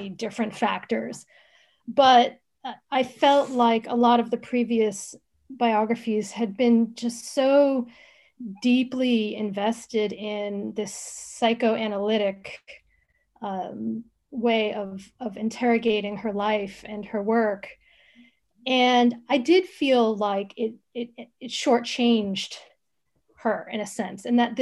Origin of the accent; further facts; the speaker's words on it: United States; moved away as an adult; also born or lived in Oxford, England; being an American